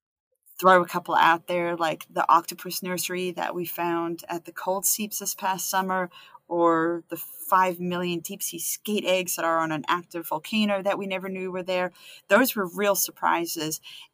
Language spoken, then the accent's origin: English; Canada; And so as a Canadian scientist